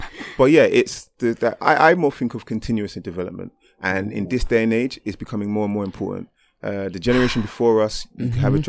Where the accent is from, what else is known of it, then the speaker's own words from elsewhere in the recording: Jamaica; I'm Jamaican.